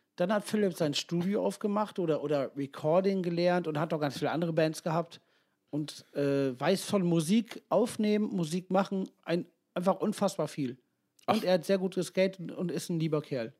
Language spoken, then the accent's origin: German; Ibbenbüren, North Rhine-Westphalia, Germany; wir kommen ja alle aus Ippenbüren